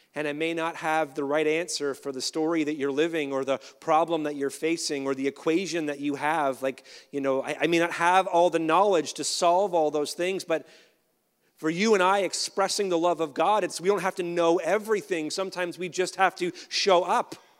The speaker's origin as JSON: {"language": "English", "country": "Canada", "said": "as a Canadian"}